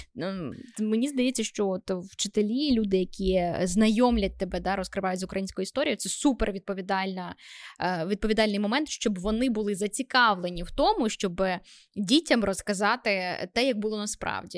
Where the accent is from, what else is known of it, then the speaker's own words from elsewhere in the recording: Vinnytsia, Vinnytsia Oblast, Ukraine; я з Вінниці